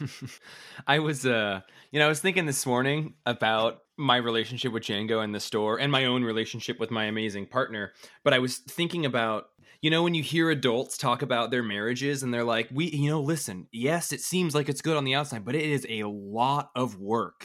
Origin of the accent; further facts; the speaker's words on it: Colville, Washington, United States; now in Bellingham, United States; I'm from a really horrible, small, t- like tiny town in Northeast Washington